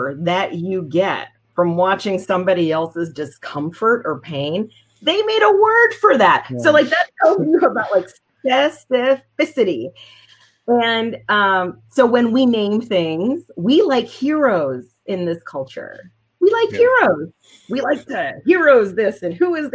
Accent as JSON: {"language": "English", "region": "Texas", "country": "United States", "tie": "born or raised there", "said": "I grew up in Texas"}